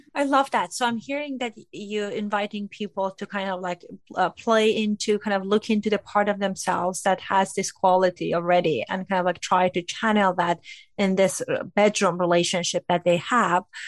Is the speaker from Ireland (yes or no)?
no; Iran; moved away; I grew up in Iran during religious kind of like government governing and all